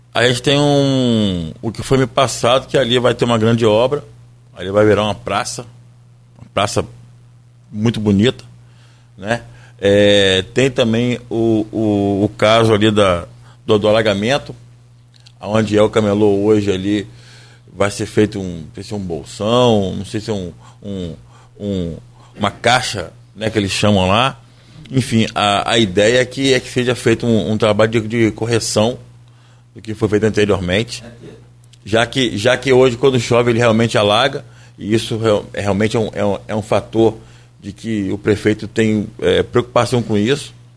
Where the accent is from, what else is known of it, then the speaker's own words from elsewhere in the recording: Brazil; nós que, que somos brasileiros